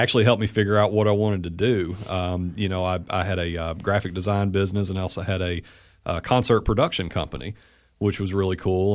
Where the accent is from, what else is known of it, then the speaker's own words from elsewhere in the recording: Athens, Tennessee, United States; came back to my hometown of Athens, Tennessee